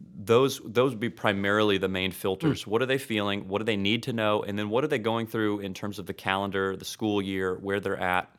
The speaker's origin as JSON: {"language": "English", "town": "Destin", "region": "Florida", "country": "United States", "tie": "born or raised there", "also_born_or_lived": "Tulsa, Oklahoma", "moved": "as an adult", "lives_now": "Oklahoma, United States", "said": "I hail from Florida, but I came up here"}